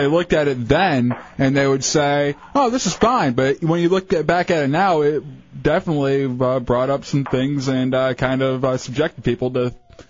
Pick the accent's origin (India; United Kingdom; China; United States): United States; Fowlerville, Michigan; moved away; Growing up in Fowlerville, Michigan